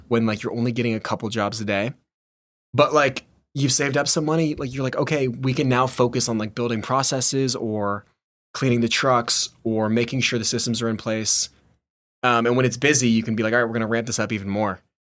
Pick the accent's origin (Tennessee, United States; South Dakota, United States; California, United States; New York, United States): Tennessee, United States; Nashville; driving around a pickup truck in my hometown